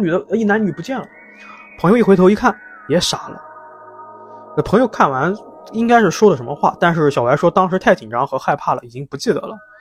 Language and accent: Chinese; Jiangsu, China; 特别像咱们江苏